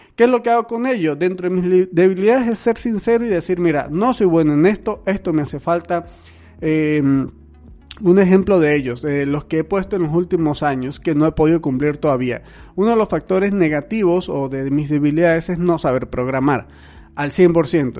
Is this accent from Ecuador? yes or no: no; Venezuela; now in Mexico; yo soy un venezolano viviendo en México